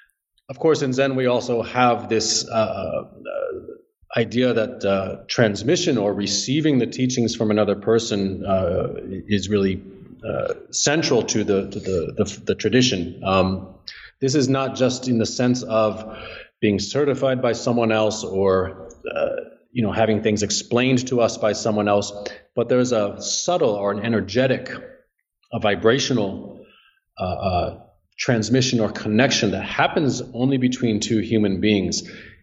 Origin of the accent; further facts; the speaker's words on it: New Jersey, United States; New Jersey.